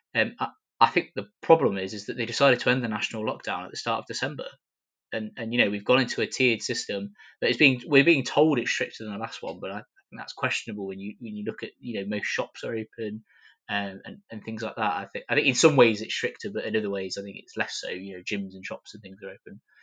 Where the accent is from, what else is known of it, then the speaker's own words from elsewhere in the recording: Coventry, West Midlands, United Kingdom; Coventry, my hometown